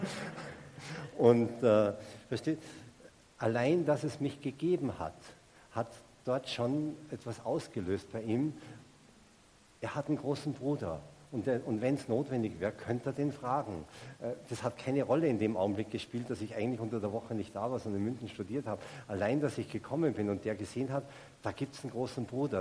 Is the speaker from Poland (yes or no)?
no; Salzburg, Austria; moved away as an adult; also born or lived in Munich; ich komme aus Salzburg und ich bin damals noch jedes Wochenende nach Hause gefahren zu meinen Eltern, in mein Elternhaus